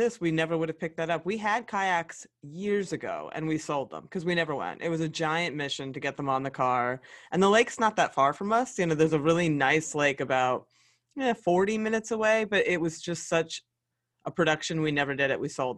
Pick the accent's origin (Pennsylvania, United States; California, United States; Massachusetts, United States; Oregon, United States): Pennsylvania, United States; the great state of Pennsylvania, honestly, my home state.